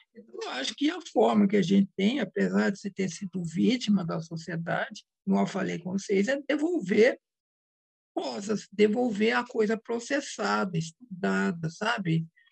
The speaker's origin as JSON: {"language": "Portuguese", "region": "Minas Gerais", "country": "Brazil", "said": "Eu sou mineira"}